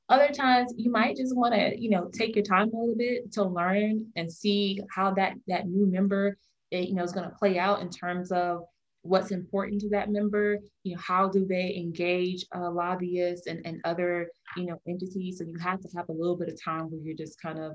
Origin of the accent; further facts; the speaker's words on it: Newark, New Jersey, United States; I grew up in New Jersey, I'm from the Garden State, but I grew up in, you know, a very metropolitan area of town, from Newark, New Jersey